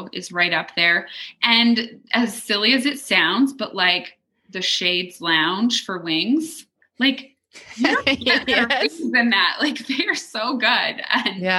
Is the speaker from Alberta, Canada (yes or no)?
yes; Leduc, Alberta, Canada; also born or lived in Edmonton; we moved from Edmonton back to Leduc